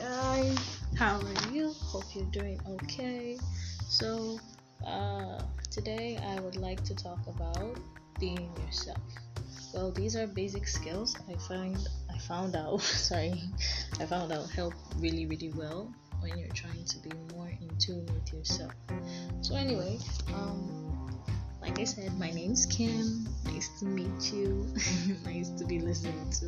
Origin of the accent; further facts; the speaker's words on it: Nigeria; I'm from Nigeria